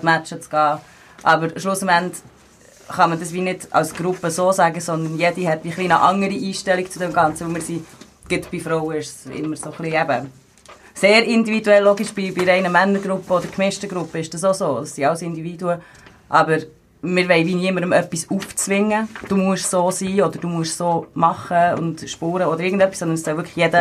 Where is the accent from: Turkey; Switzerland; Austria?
Switzerland; Bern; ich bin 28, ich komme aus Bern.